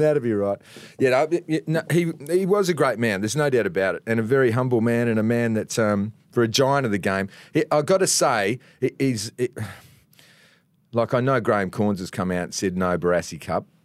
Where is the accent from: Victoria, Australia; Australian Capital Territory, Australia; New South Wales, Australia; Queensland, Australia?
Australian Capital Territory, Australia; Canberra; moved away as an adult; also born or lived in Perth; I was from Canberra.